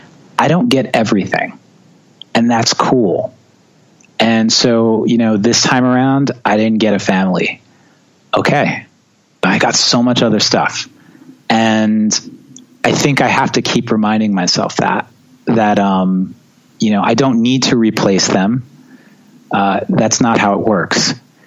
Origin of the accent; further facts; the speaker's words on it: New York, United States; also born or lived in Long Island; growing up in New York and being a drummer is challenging because everyone lives on top of each other and no one wants to hear you practice.